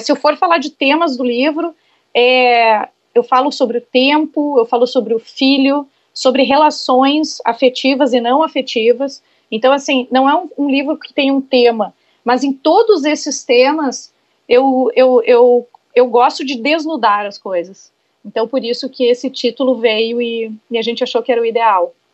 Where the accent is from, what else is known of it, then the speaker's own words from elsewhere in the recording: Santo Ângelo, Rio Grande do Sul, Brazil; moved away as an adult; foi onde eu nasci e eu morei até os meus 19 anos